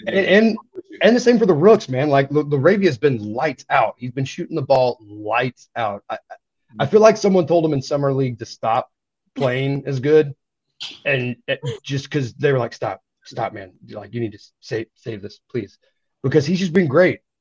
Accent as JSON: {"language": "English", "region": "East Tennessee", "country": "United States", "tie": "born or raised there", "said": "I grew up in East Tennessee"}